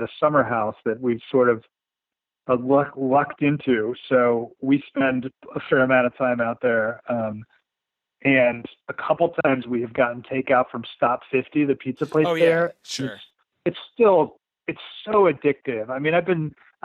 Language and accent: English; Wichita, Kansas, United States; I went to Southeast. So I lived off of 10th Street. It was near like 13th and Woodlawn.